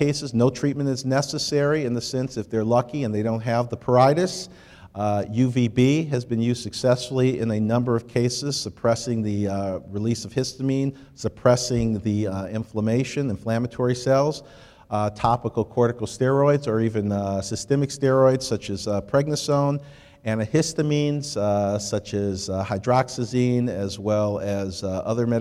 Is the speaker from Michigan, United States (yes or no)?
yes; Detroit, Michigan, United States; I was born and raised in Detroit